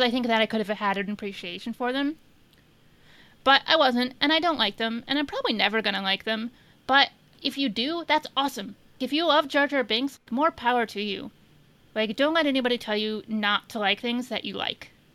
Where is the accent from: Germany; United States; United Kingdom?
United States; Indiana; I'm from Indiana